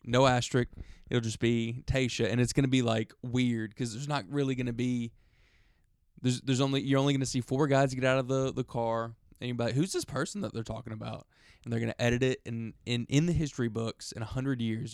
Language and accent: English; Alabama, United States; we're from Alabama